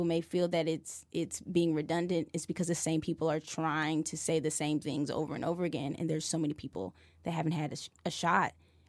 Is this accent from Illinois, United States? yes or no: yes; Decatur, Illinois, United States; In Illinois. {S1} Okay. {S3} Decatur, Illinois.